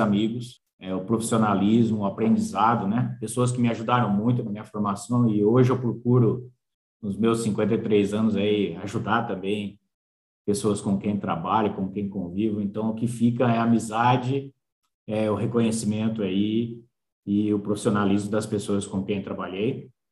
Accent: Espírito Santo do Pinhal, São Paulo, Brazil; moved away as an adult; also born or lived in Pirassununga / Jaboticabal; logo que eu nasci em Pirassununga, é, nós mudamos para Pinhal. Pinhal é uma cidadezinha, Espírito Santo do Pinhal, cidadezinha, desculpa, 40 mil habitantes, cidade muito boa. Do lado ali, 100 quilômetros, e me criei, na verdade, em Pinhal

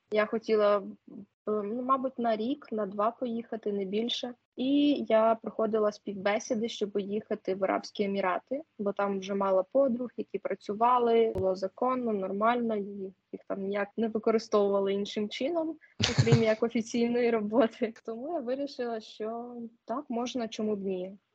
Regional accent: Poltava, Poltava Oblast, Ukraine; З міста Полтава.

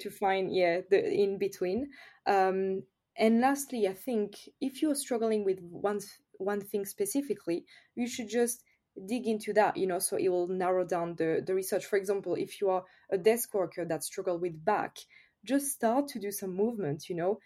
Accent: France; accent: French; English is a second language; I'm French, of course, I think everyone notice with my accent

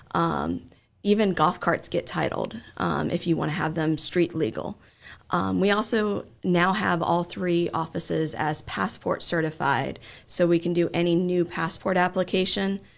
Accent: Springfield, Ohio, United States; I grew up in Springfield

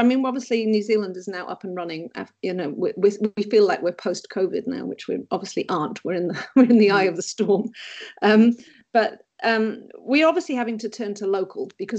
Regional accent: England, United Kingdom; even the chips are, as in the crisps, I call them because being English

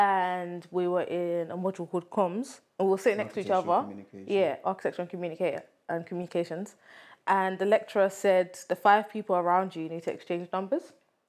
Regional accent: London, United Kingdom; I'm 25, and I'm from London.

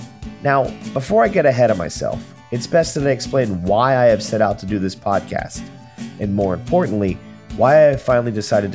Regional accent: Pittsburgh, Pennsylvania, United States; moved away as an adult; now in Los Angeles, United States; I am a 37-year-old producer and actor. When I was 23, I moved to Los Angeles from Pittsburgh with plans to make it in the entertainment industry.

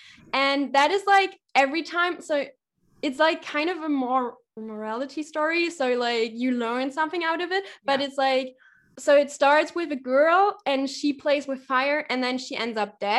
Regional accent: East Germany, Germany; I'm from East Germany, which is, like, a little bit, it's former GDR, so it's formerly, like, associated to the Soviet Union.

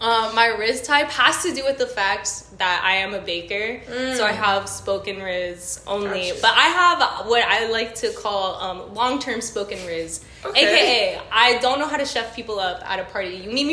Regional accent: Miami, Florida, United States; accent: Miami; My hometown, Miami, 305.

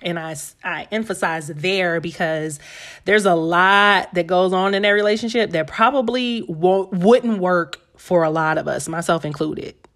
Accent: Atlanta, Georgia, United States; I'm from Atlanta

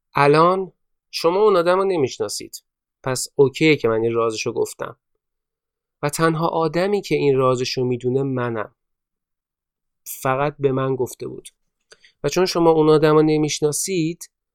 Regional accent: Iran

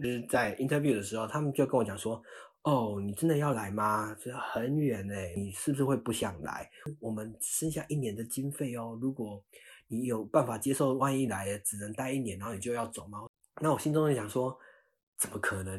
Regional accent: Taiwan; moved away as an adult; also born or lived in Australia / United States; now in San Francisco, United States; 我那一届就是还是台湾人

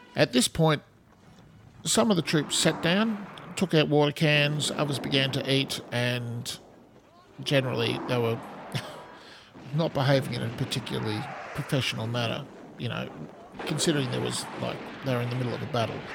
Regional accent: Australia; accent: Australian; as you can hear from my accent, I'm in Australia

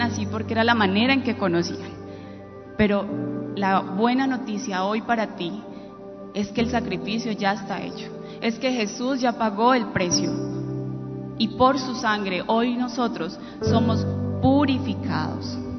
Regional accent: Quinchía, Risaralda, Colombia; moved away; also born or lived in Pereira; de mi pueblo, que es un pueblo hermoso, Quinchilla Risaralda, y nos tocó irnos de allí para Pereira

